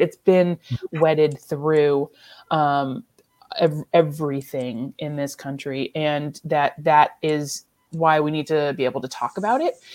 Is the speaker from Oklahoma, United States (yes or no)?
no; Michigan, United States; moved away; also born or lived in Ellsworth, Kansas; I'm from Michigan